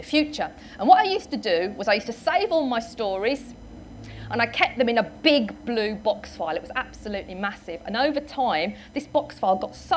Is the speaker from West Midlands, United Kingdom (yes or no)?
yes; Wolverhampton, West Midlands, United Kingdom; I was born in Wolverhampton in the West Midlands.